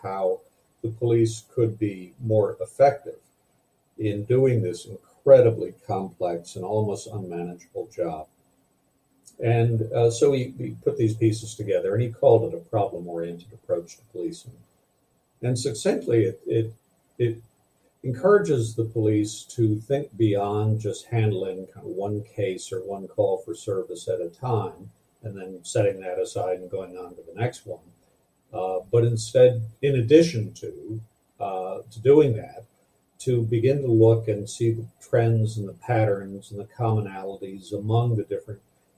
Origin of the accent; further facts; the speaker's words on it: Madison, Wisconsin, United States; the city where I grew up in Madison, Wisconsin